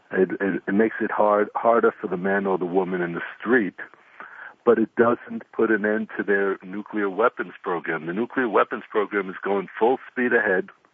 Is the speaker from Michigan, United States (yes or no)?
no; New York, United States; moved away as an adult; also born or lived in Shiloh, Israel; now in Israel; I grew up in in New York as well